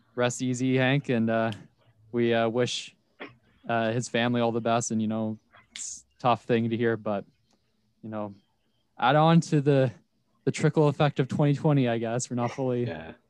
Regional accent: Ontario, Canada; we're from Ontario

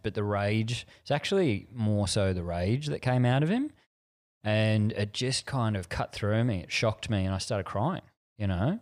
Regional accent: Frankston, Victoria, Australia; I grew up in Frankston at the end of the train line, Victoria, down Gateway to the Mornington Peninsula

